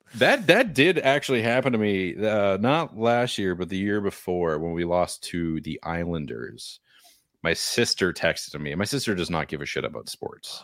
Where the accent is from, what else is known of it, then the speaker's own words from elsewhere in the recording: Nashua, New Hampshire, United States; I'm from Nashua